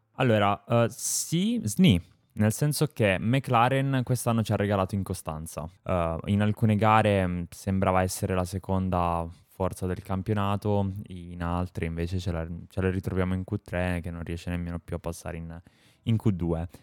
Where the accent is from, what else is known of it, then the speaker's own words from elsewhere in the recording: Apulia, Italy; per gli amici pugliesi sono pugliese